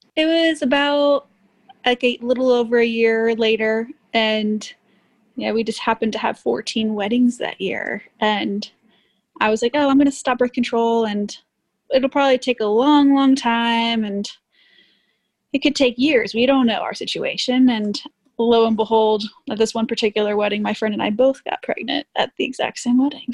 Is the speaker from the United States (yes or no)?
yes; Miami, Florida, United States; moved away; also born or lived in Texas / Austin, Texas / Cuba (ancestry); Born in Miami. I'm Cuban